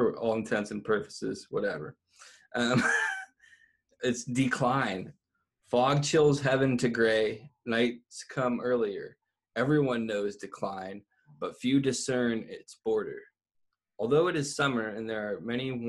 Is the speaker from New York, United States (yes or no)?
no; Ohio, United States; moved away; also born or lived in Northern California; growing up in Ohio, there really is that harsh, abrupt change